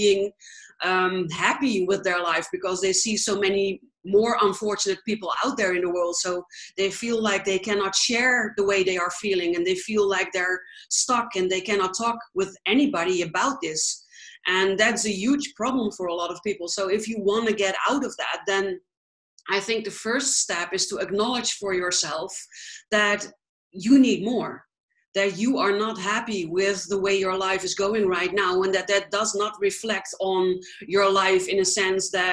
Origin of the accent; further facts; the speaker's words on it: Netherlands; moved away; I am from the Netherlands originally, but I travel